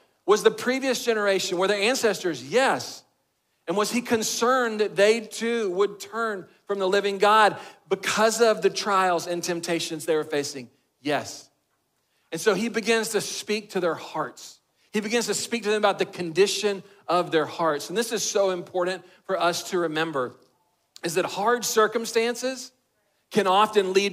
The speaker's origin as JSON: {"language": "English", "region": "Texas", "country": "United States", "said": "I'm a boy from Texas"}